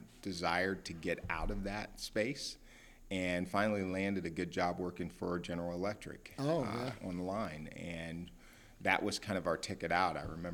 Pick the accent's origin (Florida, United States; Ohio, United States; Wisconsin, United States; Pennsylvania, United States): Ohio, United States; Columbus; Born and raised in Columbus, Ohio, the capital city. So, yes, loving it and still there.